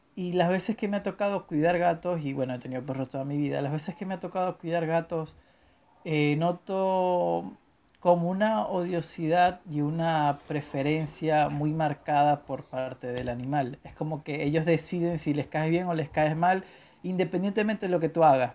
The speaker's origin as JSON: {"language": "Spanish", "country": "Venezuela", "tie": "born or raised there", "moved": "yes", "said": "me mudé de Venezuela"}